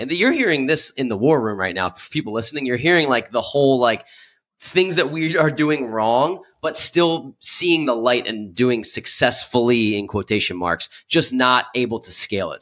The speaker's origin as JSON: {"language": "English", "town": "Philadelphia", "region": "Pennsylvania", "country": "United States", "said": "I'm from the Philadelphia"}